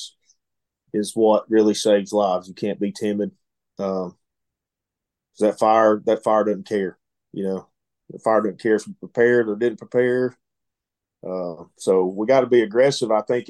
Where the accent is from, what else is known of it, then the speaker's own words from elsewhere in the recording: Dalton, Georgia, United States; Born and raised